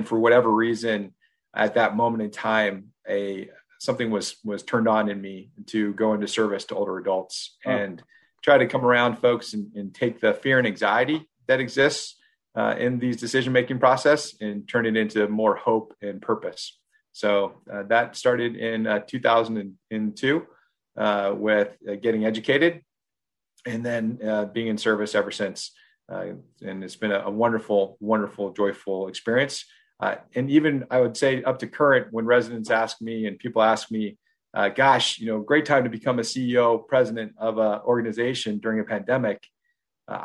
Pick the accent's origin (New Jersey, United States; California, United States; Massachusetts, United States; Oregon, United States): Oregon, United States; moved away as an adult; also born or lived in Washington, D.C.; now in Virginia, United States; I grew up in Oregon, so I'm West Coast, born and raised